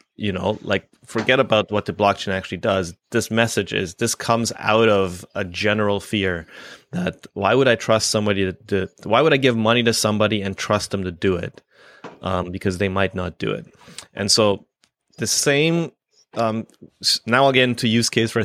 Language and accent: English; Canada; I'm Canadian.